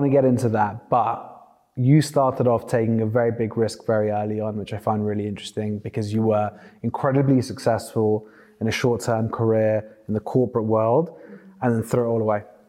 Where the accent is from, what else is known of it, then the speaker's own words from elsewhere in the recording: London, United Kingdom; growing up in the UK, especially growing up in London